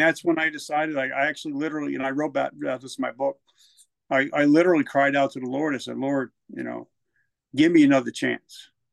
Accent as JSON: {"language": "English", "region": "New Jersey", "country": "United States", "also_born_or_lived": "South Carolina", "moved": "as an adult", "said": "I'm from Jersey, so I had a smart mouth"}